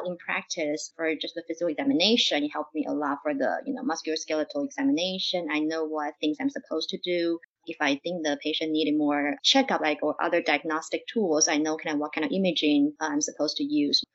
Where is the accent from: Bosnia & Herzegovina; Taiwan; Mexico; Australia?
Taiwan; moved away as an adult; also born or lived in Cleveland, Ohio; now in Oregon, United States; I'm actually from Taiwan and I finished my undergrad in Taiwan